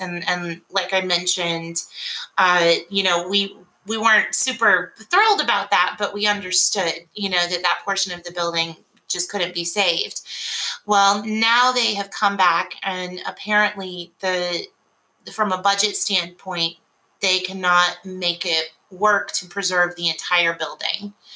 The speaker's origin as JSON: {"language": "English", "town": "Tallahassee", "region": "Florida", "country": "United States", "also_born_or_lived": "Mobile, Alabama", "moved": "as an adult", "lives_now": "Memphis, United States", "said": "I am actually from Tallahassee, Florida, and uh, I moved here by way of Mobile, Alabama"}